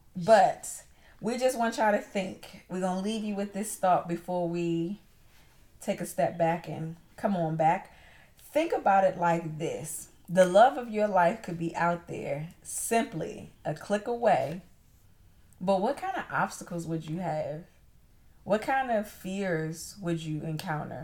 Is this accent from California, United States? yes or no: no; Maryland, United States; go back to my hometown